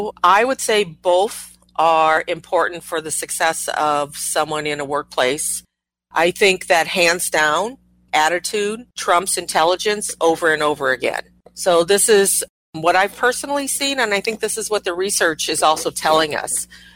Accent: Midwest, United States; also born or lived in Japan; I was born in Japan. Very early in my life, I moved to rural Midwest and grew up there.

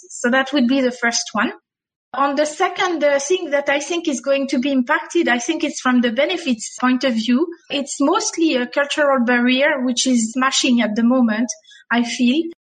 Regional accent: France; accent: French; English is a second language; now in Dubai, United Arab Emirates; my French accent

